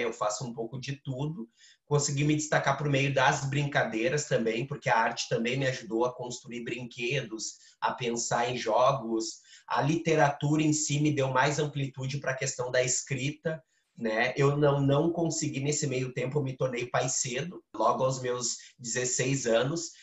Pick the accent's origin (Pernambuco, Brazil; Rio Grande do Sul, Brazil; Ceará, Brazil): Rio Grande do Sul, Brazil; Porto Alegre; also born or lived in Mapa, Parada 3; eu fui morar com o meu pai ali com seis anos, sete anos. E desde então virei morador do Morro da Cruz.